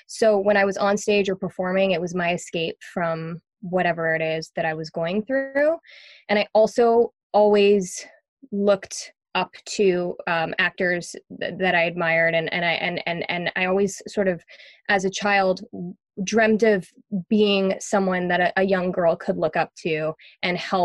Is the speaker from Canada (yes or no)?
yes; Montreal, Quebec, Canada; moved away; I grew up in Montreal, and I had a very interesting upbringing